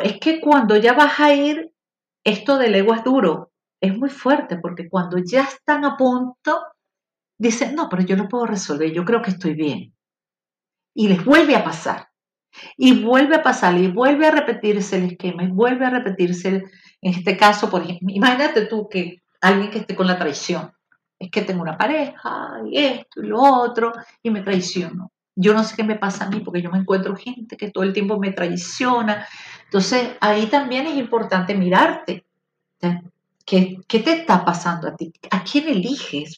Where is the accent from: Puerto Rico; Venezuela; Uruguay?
Venezuela; somos nosotros, los venezolanos